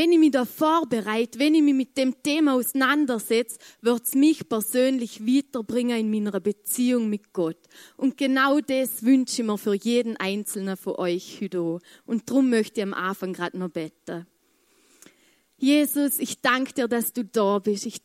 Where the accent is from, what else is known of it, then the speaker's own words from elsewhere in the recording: Vorarlberg, Austria; ich, ich komme aus dem Muntafu und da redet man kein Englisch.